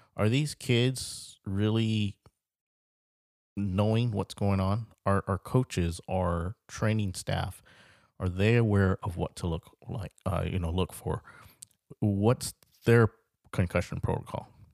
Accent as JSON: {"language": "English", "town": "Carlsbad", "region": "California", "country": "United States", "said": "I'm from the Carlsbad area, lived, lived in, uh, Carlsbad, California for about twenty-eight years"}